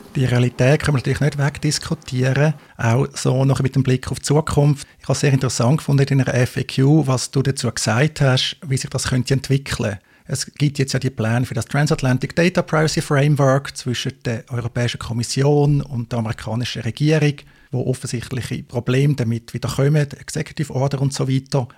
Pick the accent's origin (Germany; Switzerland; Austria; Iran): Switzerland; in der Schweiz haben wir